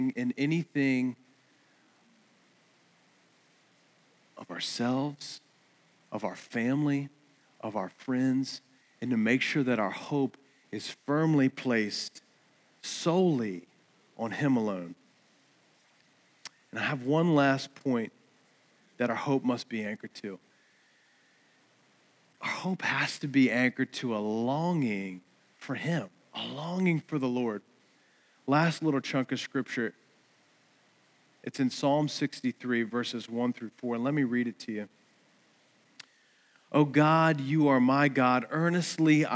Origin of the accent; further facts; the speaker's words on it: Eastern Shore, United States; growing up on the Eastern Shore